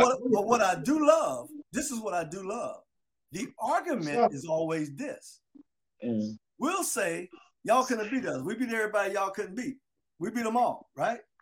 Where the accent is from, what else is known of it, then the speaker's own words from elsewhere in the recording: Delray Beach, Florida, United States; I'm from Delray Beach